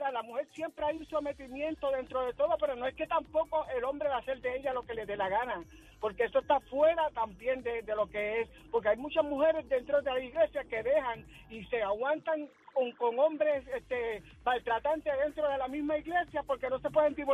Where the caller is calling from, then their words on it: Manatí, Puerto Rico; soy de Manatí.